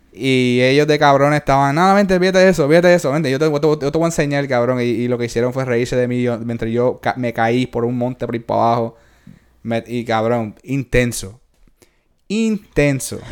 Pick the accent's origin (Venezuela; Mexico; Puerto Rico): Puerto Rico; yo soy de Puerto Rico